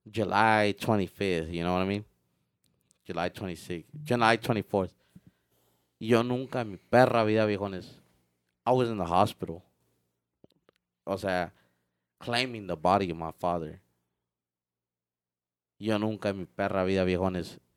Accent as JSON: {"language": "Spanish", "country": "Mexico", "said": "it was painful como de, o sea, uno como mexicano, you know, no quiere ni escuchar uh, ah, música"}